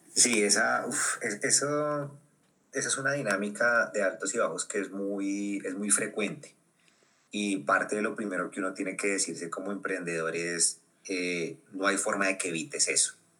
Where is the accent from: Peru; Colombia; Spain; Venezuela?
Colombia; porque somos latinoamericanos, porque somos colombianos, porque hablamos español